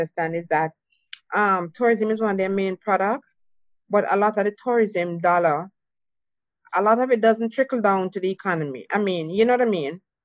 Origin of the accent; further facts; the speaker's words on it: Jamaica; moved away; I'm from Jamaica